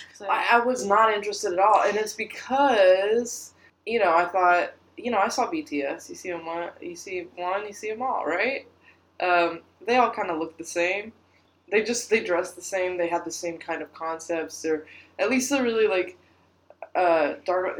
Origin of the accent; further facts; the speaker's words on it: United States; we're American